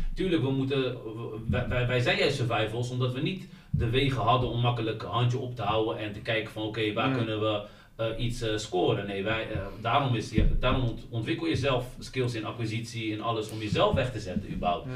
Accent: Netherlands; wij in Nederland

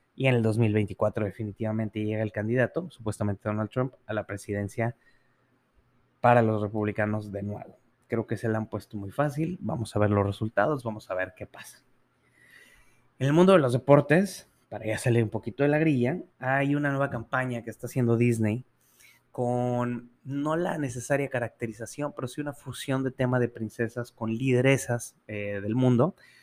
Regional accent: Mexico; como mexicanos

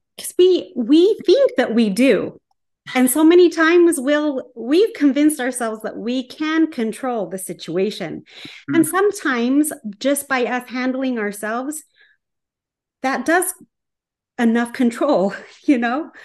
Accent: small town Utah, United States; moved away; I'm staying at this Airbnb in my hometown

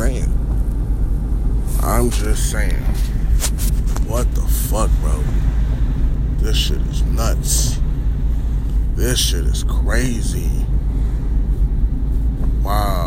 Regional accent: Minnesota, United States; I'm from Minnesota. Lived in Minnesota all my life.

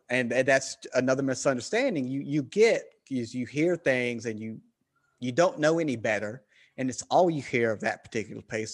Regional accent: Southern United States, United States; accent: Southern; I have a Southern accent.

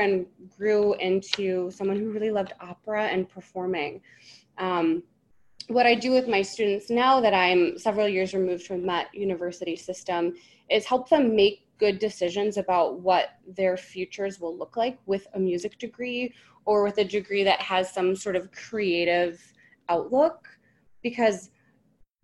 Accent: Michigan, United States; I'm a Michigan native, Mitten State.

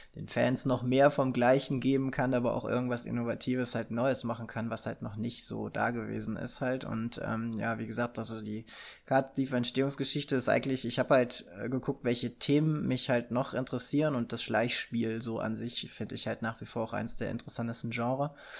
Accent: Germany; als Deutscher ist man ja so, mit Brettspielen wird man ja groß

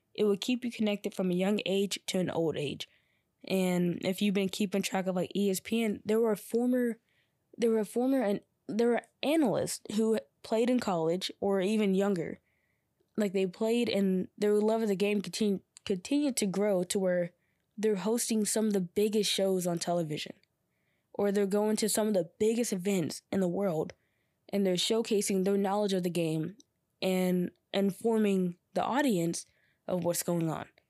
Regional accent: Georgia, United States; also born or lived in North Carolina; I came back to my hometown in Georgia

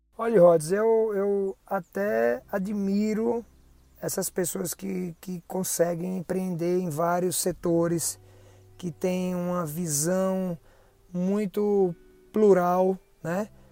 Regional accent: Aracaju, Sergipe, Brazil; also born or lived in São Paulo; foi a volta é, para minha terra, né, em Aracaju, depois da especialidade em São Paulo

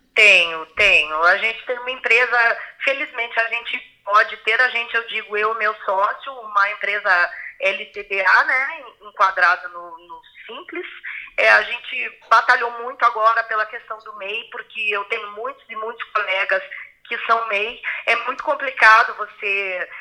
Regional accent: Brazil; Quando eu falo que sou brasileira

